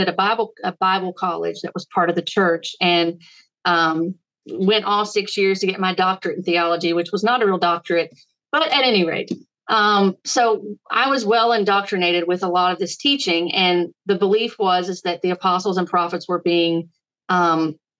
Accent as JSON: {"language": "English", "region": "Virginia", "country": "United States", "said": "I am from Virginia. That's where we reside"}